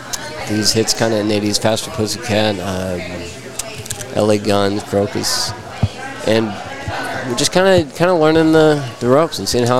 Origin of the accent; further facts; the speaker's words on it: Fort Worth, Texas, United States; Fort Worth, Texas, over by Hewlett.